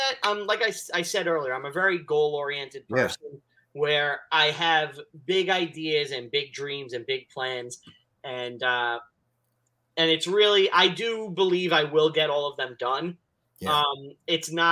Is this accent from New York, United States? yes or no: yes; New York City, New York, United States; I'm from Staten Island